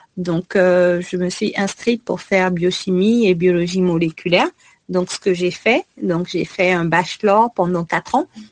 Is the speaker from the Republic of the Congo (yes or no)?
yes; Republic of the Congo; moved away as an adult; also born or lived in Canada / United States; now in France; étudier à l'étranger en tant que Congolais